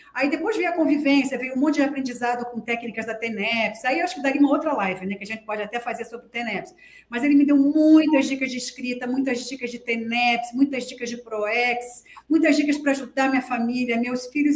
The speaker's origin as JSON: {"language": "Portuguese", "region": "Rio de Janeiro", "country": "Brazil", "tie": "born or raised there", "also_born_or_lived": "Foz do Iguaçu", "moved": "yes", "said": "Eu sou carioca, tá? Da Gema."}